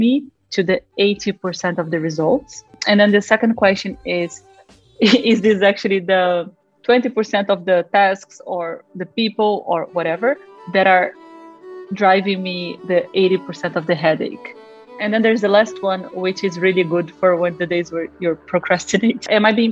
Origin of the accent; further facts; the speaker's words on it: Rio de Janeiro, Brazil; moved away; I am originally from Brazil, from Rio.